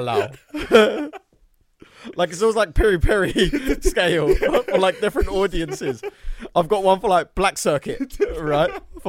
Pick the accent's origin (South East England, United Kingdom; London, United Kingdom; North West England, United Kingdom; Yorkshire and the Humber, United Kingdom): Yorkshire and the Humber, United Kingdom; Bradford; that's my hometown